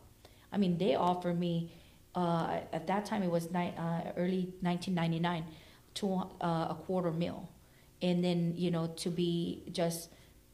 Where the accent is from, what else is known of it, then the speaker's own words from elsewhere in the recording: Philippines; moved away; also born or lived in Oakland, California; I was born and raised in the Philippines, moved here in Oakland